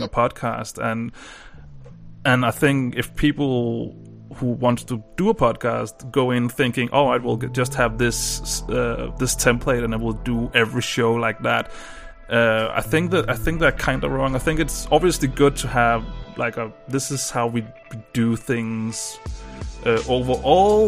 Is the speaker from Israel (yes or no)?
no; Denmark; English is a second language; I'm from Denmark